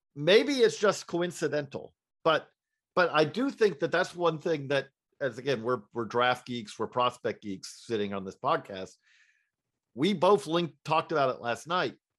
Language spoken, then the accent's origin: English; Georgia, United States; I'm from Georgia